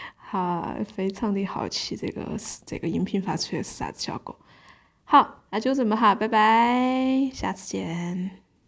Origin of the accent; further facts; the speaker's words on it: Sichuan, China; accent: Sichuanese (not quite authentic); 我现在既然要说四川话